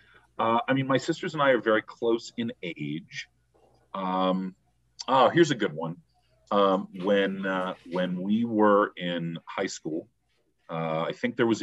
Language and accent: English; Cleveland, Ohio, United States; Cleveland is my hometown.